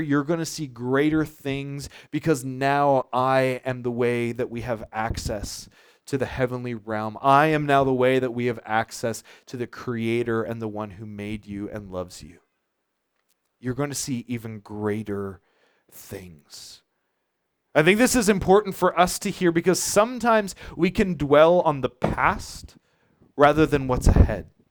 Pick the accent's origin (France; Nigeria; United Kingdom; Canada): Canada; Charlottetown, Prince Edward Island; now in Montague, Canada; I grew up in Charlottetown